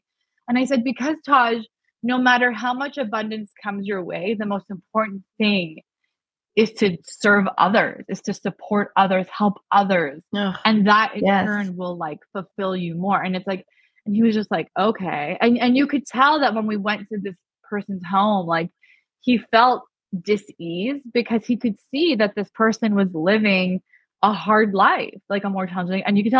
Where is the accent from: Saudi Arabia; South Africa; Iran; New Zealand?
Iran; I was raised as a Baha'i. We're from Iran. They were killing people that were Baha'i.